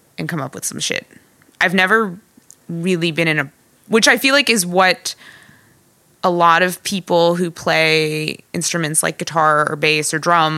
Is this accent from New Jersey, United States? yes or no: yes; South Orange, New Jersey, United States; my hometown of South Orange